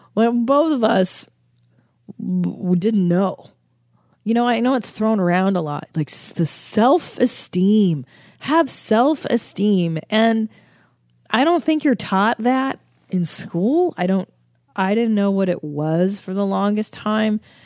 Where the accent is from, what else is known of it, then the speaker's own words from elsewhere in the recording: United States; I'm an American